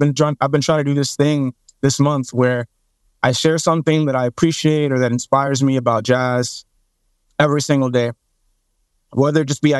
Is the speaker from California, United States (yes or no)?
no; Dallas, Texas, United States; when I was younger, the stomping grounds of my family, when I was younger, we moved around South Dallas quite a bit, but mainly like Pleasant Grove, Oak Cliff, if you know these areas, then yeah, that's where my family's from.